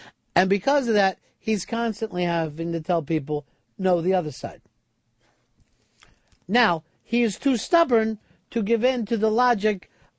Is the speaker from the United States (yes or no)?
yes; Hialeah, Florida, United States; Let's get something straight. I'm from Hialeah. I was raised in the barrio.